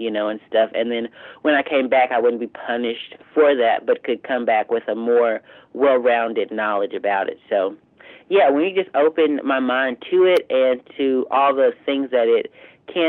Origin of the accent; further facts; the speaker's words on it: southeastern Arkansas, United States; moved away as an adult; also born or lived in Fayetteville, Arkansas; So I'm from Arkansas, but like I'm from like straight laced southern eastern Arkansas, with like, you know, on the side of a river and, you know, swamps